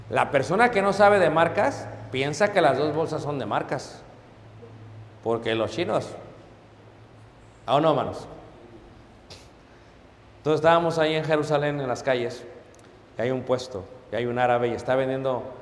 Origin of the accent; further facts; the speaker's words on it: Mexico City, Mexico; Pues claro, hermano soy de Ciudad de México, no hay problema, ahorita lo arreglamos.